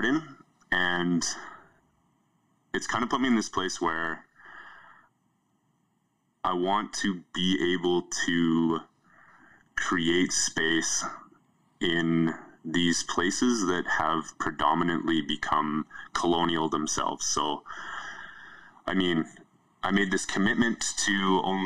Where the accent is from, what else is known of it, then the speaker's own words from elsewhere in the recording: Yukon, Canada; now in Alberta, Canada; I grew up in the Yukon